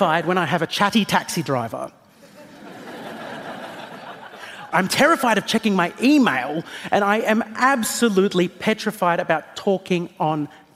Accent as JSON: {"language": "English", "country": "Australia", "said": "I am an Australian comedian."}